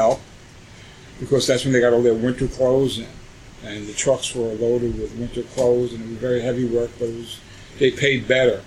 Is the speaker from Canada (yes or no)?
no; New York City, New York, United States; I grew up right outside the door, 211 Ainslie Street, pretty much. Born and raised